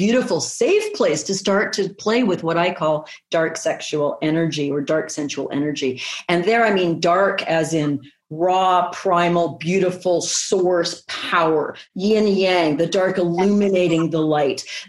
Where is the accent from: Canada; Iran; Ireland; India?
Canada; I'm Canadian